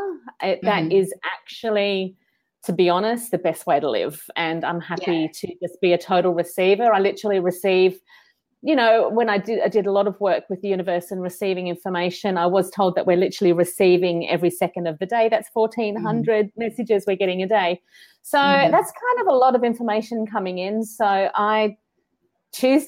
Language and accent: English; Sunshine Coast, Queensland, Australia; moved away; I'm actually from the Sunshine Coast but moved across the country.